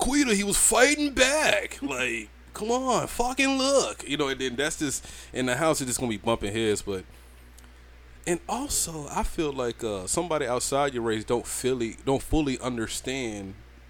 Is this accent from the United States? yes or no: yes; Allen, Georgia, United States; Trust me. I'm from Allen in Georgia, all right?